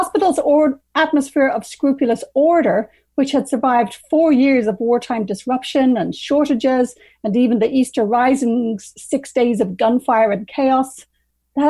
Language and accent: English; Ireland; moved away as an adult; also born or lived in England; now in London, Canada; I'm an Irish writer, first 20 years in Ireland